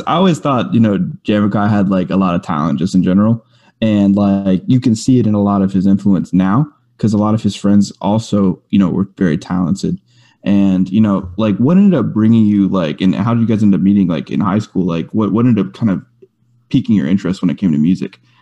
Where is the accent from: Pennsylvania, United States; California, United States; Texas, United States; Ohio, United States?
Texas, United States; Rosenberg; I grew up in Rosenberg, Richmond over in in, in Houston that area, kind of outskirts